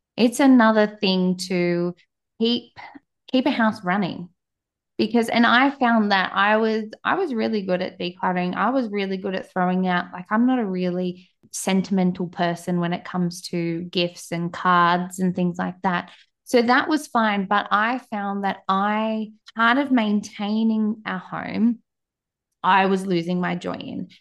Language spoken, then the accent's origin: English; Australia; accent: Australian; as you can tell by my accent, I am down in Australia, the other side of the world